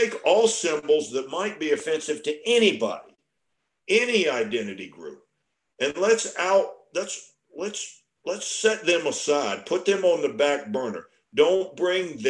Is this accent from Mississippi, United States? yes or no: no; Virginia, United States; I was born and raised in Virginia